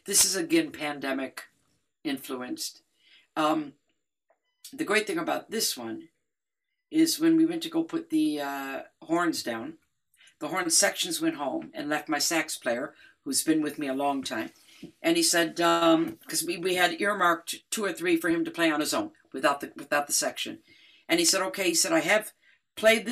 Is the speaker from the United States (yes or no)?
yes; Detroit, Michigan, United States; I grew up in Detroit